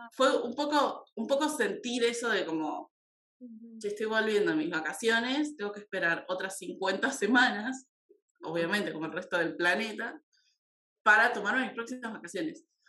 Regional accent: Argentina; de Argentina.

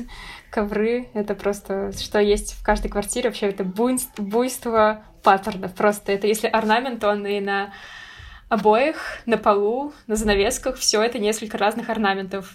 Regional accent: Russia; я из России

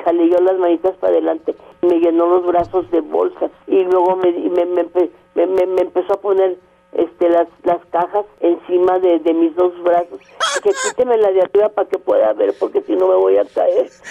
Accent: Torreón, Coahuila, Mexico; moved away; also born or lived in Monterrey; en mi tierra, en Torreón

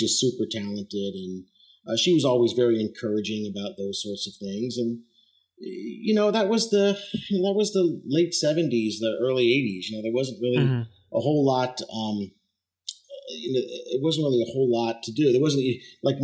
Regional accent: southeastern Pennsylvania, United States; I grew up in the little town that I live in now

